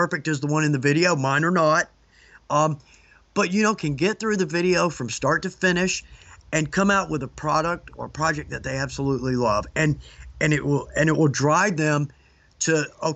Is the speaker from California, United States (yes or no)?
no; Atlanta, Georgia, United States; accent: southern; I was born in Atlanta, moved back here